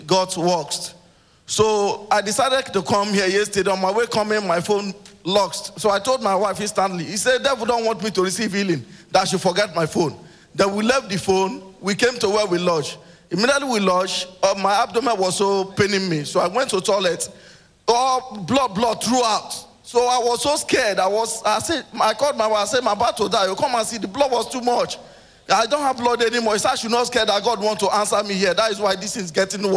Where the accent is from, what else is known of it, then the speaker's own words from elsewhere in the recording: Delta, Nigeria; now in Lagos, Nigeria; I'm from Delta State. I live in Lagos.